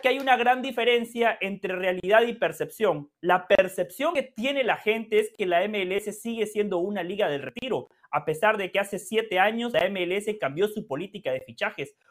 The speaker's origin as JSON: {"language": "Spanish", "country": "Guatemala", "said": "soy guatemalteco, soy centroamericano"}